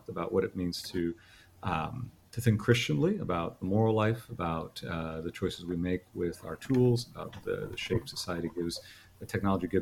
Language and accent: English; Miami, Florida, United States; also born or lived in Clearwater, Florida / Orlando, Florida; now in Gainesville, United States; I grew up in Miami, Florida